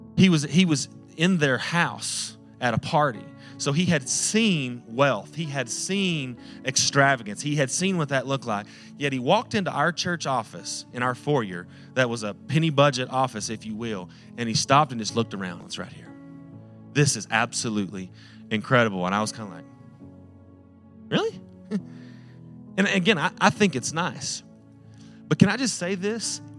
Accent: Post, Texas, United States; I was from Post.

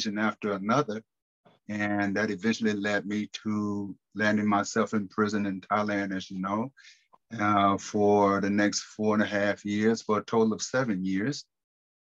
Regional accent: United States; Growing up in Carolina, you know, watching my grandmother own the juke joint

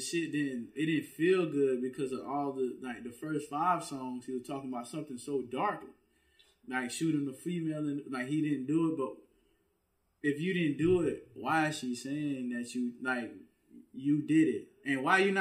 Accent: Louisiana, United States; people that I grew up with in Louisiana

